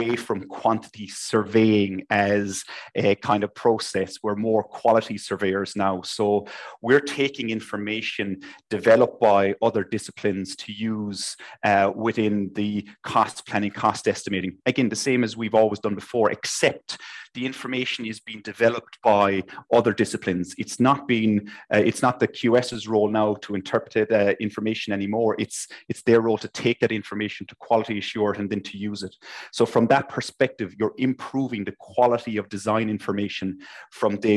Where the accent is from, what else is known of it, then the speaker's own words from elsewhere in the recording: Limerick, Munster, Ireland; also born or lived in Copenhagen, Denmark; I'm originally from Limerick, so I'm back and forth between the two.